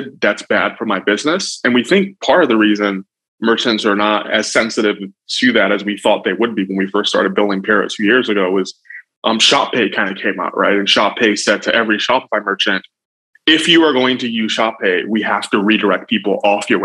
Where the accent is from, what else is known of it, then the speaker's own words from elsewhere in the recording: Nigeria; now in United States; I'm Nigerian by birth, but I came here a long time ago and naturalized.